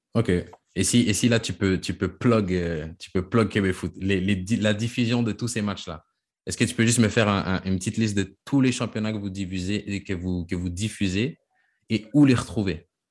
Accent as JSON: {"language": "French", "region": "Quebec", "country": "Canada", "moved": "as an adult", "lives_now": "France", "said": "je suis québécois, même si je suis parti"}